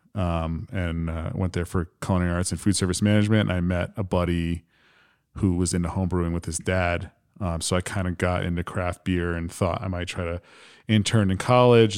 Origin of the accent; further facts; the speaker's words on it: New Jersey, United States; moved away as an adult; now in Michigan, United States; born and raised in New Jersey, like twelve miles outside of New York City